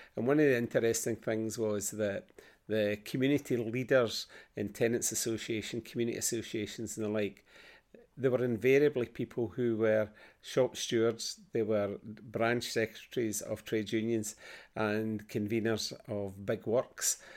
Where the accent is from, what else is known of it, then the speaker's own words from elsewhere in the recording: Renfrew, Scotland, United Kingdom; I come from Renfrew